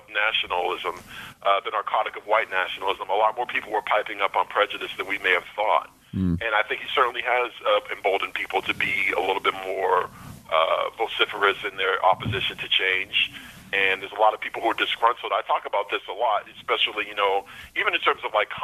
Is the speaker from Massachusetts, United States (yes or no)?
yes; Boston, Massachusetts, United States; growing up in Boston